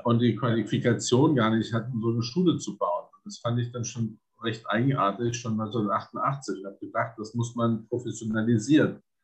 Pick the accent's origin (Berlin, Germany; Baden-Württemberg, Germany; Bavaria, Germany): Berlin, Germany; also born or lived in Essen / Kronberg im Taunus; now in Vienna, Austria; Ich bin in Essen geboren, äh, aber da bin ich, bin ich wirklich nur im Kinderwagen spazieren gefahren und äh, dann über Kronberg und Taunus, ähm, dann mit ähm, mit acht Jahren in Berlin gelandet